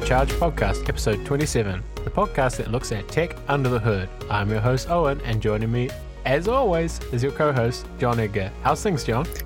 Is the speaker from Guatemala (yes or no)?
no; New Zealand; now in Amsterdam, Netherlands; I'm from New Zealand